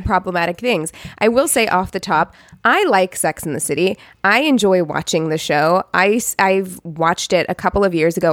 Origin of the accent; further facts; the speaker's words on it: Missouri, United States; moved away; my hometown